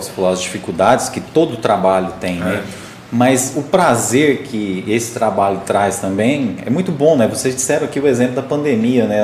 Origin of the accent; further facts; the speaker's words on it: Morrinhos, Goiás, Brazil; cresci em Morrinhos